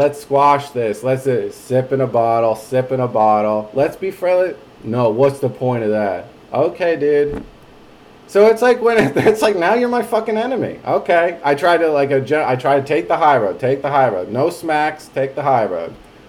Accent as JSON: {"language": "English", "region": "New Jersey", "country": "United States", "moved": "as an adult", "lives_now": "Austin, United States", "said": "I moved to Jersey. I literally had, I was very taken, and I'm from Jersey."}